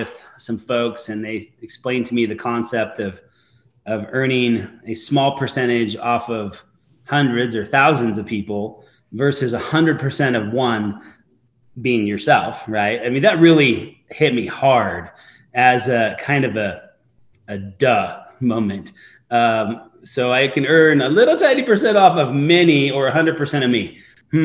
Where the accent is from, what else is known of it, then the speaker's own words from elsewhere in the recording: Eastern Idaho, United States; I grew up in Eastern Idaho